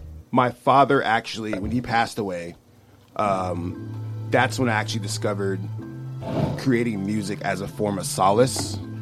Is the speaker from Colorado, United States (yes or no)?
yes; Colorado Springs, Colorado, United States; born there; also born or lived in Louisiana / Seattle / California; My father was stationed in Colorado Springs, is where I was born.